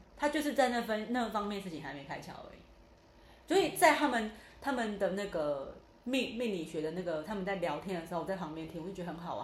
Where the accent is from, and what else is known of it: Taiwan; born or raised there; also born or lived in central Taiwan